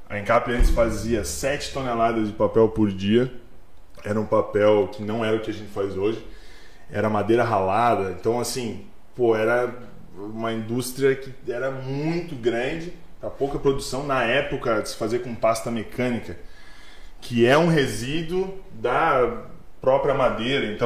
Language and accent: Portuguese; Curitiba, Paraná, Brazil; born there; Cara, eu vim da, nasci em Curitiba, na verdade. Então vim pra cá com 95. Foi quando meu pai se mudou pra cá, 96. Me mudei pra Timbó